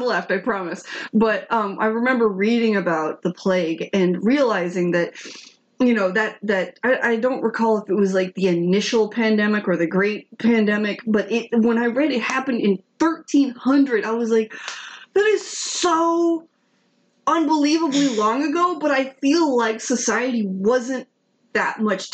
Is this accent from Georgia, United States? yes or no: yes; Atlanta, Georgia, United States; I'm from Atlanta.